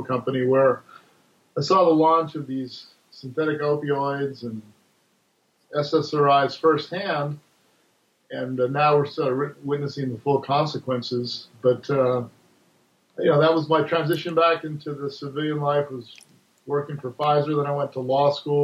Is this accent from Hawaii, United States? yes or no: yes; Hawaii, United States; moved away as an adult; I grew up in Hawaii where cannabis was part of the culture and used it there growing up